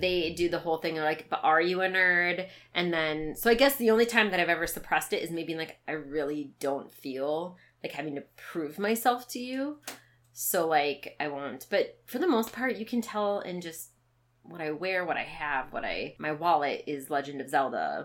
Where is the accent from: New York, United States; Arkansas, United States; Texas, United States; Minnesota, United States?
Minnesota, United States; Growing up in Minnesota